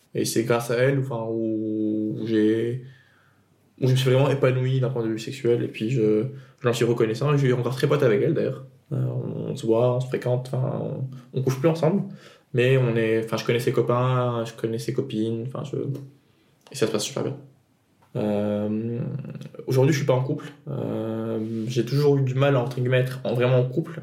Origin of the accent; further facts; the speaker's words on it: Tunisia; moi, je viens de Tunisie. Euh, du coup, j'ai grandi en Tunisie